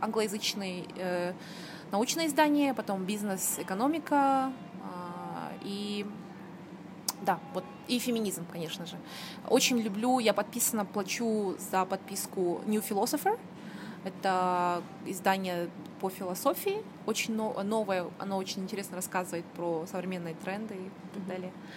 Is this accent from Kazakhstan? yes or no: yes; Kazakhstan; moved away as an adult; also born or lived in United Kingdom / Almaty; I'm from Kazakhstan